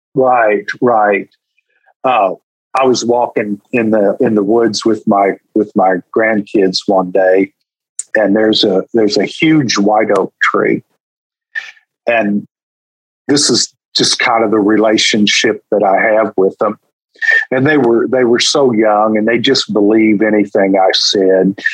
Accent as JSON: {"language": "English", "region": "Texas", "country": "United States", "said": "I'm from Texas"}